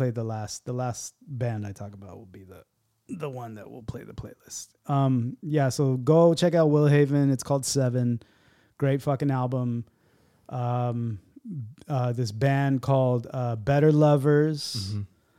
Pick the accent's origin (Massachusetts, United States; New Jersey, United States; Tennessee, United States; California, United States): California, United States; San Diego; I'm from San Diego.